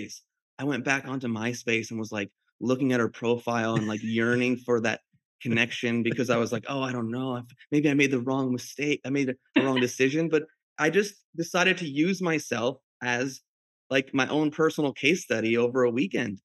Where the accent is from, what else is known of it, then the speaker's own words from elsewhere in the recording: New Jersey, United States; moved away; also born or lived in New York City; I grew up in the diner business, a Greek owned diner in New Jersey.